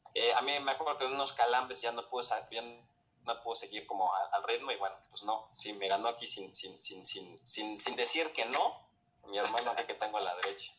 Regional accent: Mexico; como mexicano

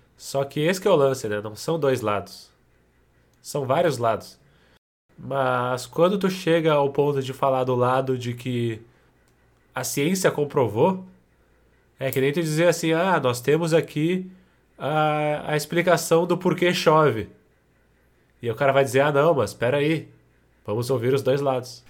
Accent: Brazil; como sendo brasileiros sensatos

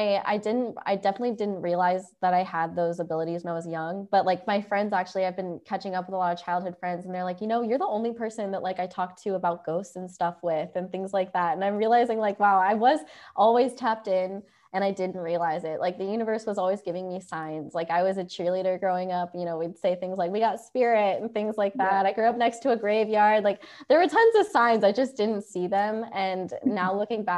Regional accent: Ohio, United States; moved away; I'm from Ohio. I would say I grew up in a small town

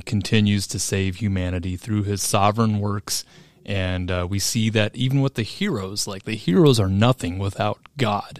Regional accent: Oskaloosa, Iowa, United States; I'm from Oskaloosa, Iowa

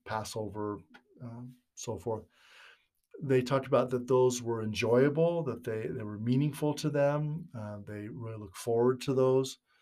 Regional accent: Northern California, United States; moved away as an adult; also born or lived in Utah; I was raised in Northern California back in the sixties and seventies

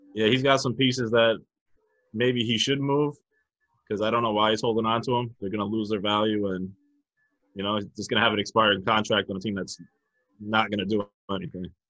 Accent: New London, United States; New London, which is my hometown

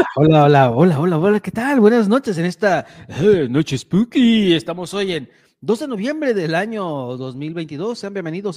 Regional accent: La Huasteca, Mexico; los mexicanos, en especial para los que somos de la Huasteca

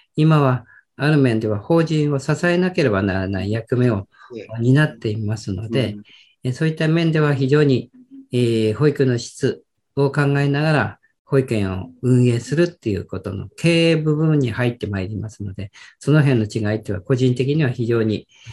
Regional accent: Miyagi, Japan; 地元に帰ってきまして

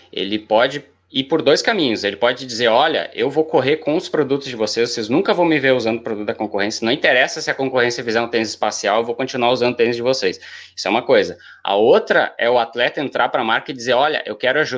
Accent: Rio Grande do Sul, Brazil; accent: gaúcho; aqui no Rio Grande do Sul, a gente tem o sotaque gaúcho, de uma forma geral, que fala bah, que fala tchê

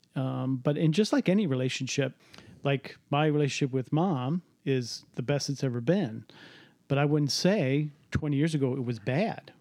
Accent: Cleveland, Ohio, United States; I grew up in Cleveland

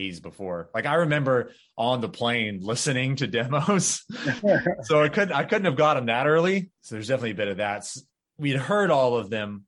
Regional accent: North Florida, United States; I grew up in North Florida

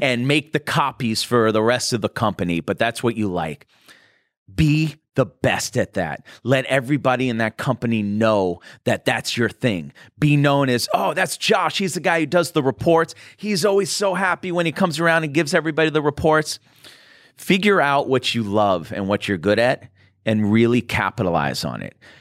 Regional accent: Boston, Massachusetts, United States; now in Los Angeles, United States; I'm from Boston

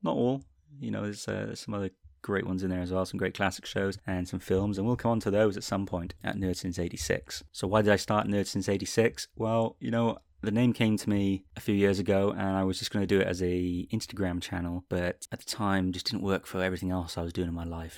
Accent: Wales, United Kingdom; I'm from the U K. I was born in Wales. I currently live in Cardiff in Wales, actually.

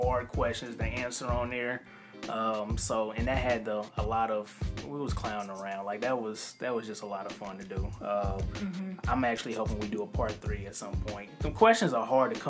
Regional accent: Kansas City, Missouri, United States; we are from Kansas City, Missouri. This is where we're based in.

